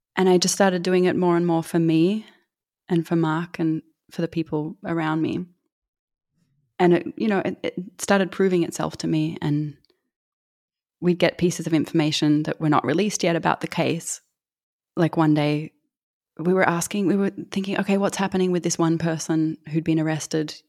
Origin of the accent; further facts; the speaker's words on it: Australia; I'm from Australia